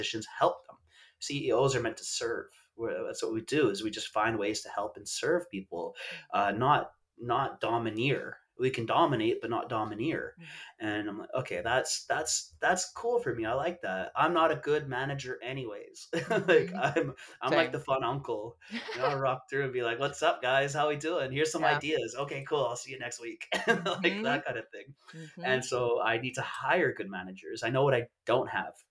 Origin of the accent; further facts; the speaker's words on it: Vancouver, British Columbia, Canada; also born or lived in Bali; I grew up not far from here, but I'm not from this exact neighborhood. I'm from East